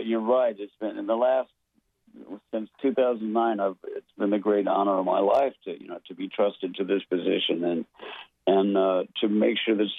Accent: United States; I'm an American songwriter

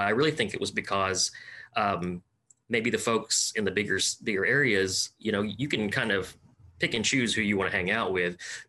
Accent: Delight, Arkansas, United States; also born or lived in Nashville, Arkansas; I was born and raised here in Arkansas, born in Nashville, Arkansas, then in Howard County, Howard County Memorial Hospital. So my mother is a registered nurse from the Philippines, but she is half Chinese descent. Her father was from Hong Kong

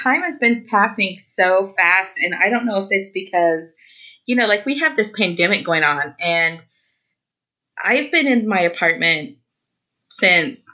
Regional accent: Oklahoma, United States; moved away as an adult; also born or lived in New Mexico; now in Los Angeles, United States; I was born and raised in Oklahoma.

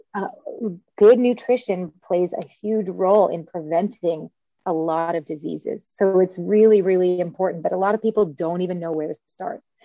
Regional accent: Louisville, Kentucky, United States; moved away as an adult; also born or lived in Cambridge, Massachusetts / Boston, Massachusetts / Chicago, Illinois; now I'm practicing back in my hometown of Louisville, Kentucky.

